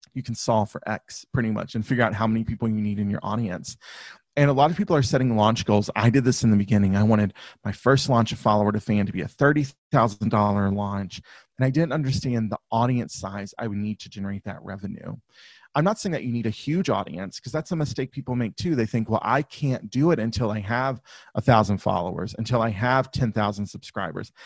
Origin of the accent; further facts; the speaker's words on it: the South, United States; I grew up in the South in the U.S., so if you if you can't, my accent will come out from time to time.